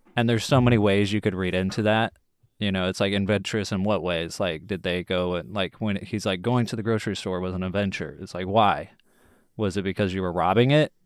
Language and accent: English; Texas, United States; I'm born and raised in Texas.